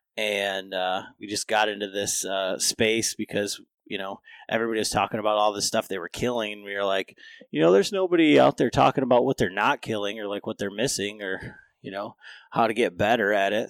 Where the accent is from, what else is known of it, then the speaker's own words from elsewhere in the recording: Michigan, United States; growing up in Michigan